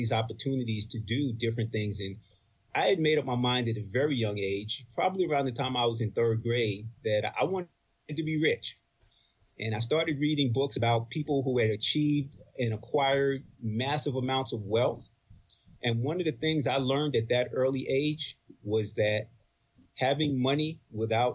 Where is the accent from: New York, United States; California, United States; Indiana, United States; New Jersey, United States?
New York, United States; Roosevelt; also born or lived in Bronx, New York; I grew up in New York, Long Island, and my family history is from the Bronx primarily. My dad moved us to Long Island in 63, and that's where I grew up.